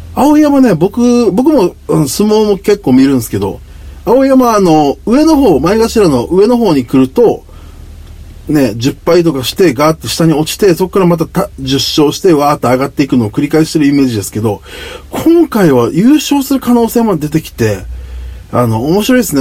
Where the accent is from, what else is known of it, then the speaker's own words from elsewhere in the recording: Okinawa, Japan; 僕の地元沖縄